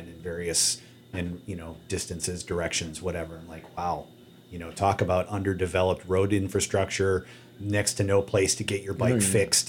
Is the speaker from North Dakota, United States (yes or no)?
yes; Dickinson, North Dakota, United States; Medora is 30 miles from where I grew up in Dickinson